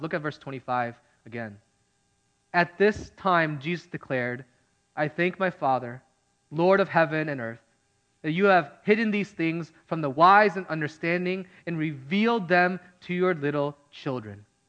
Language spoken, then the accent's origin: English; Midwest, United States; now in California, United States; I grew up in the Midwest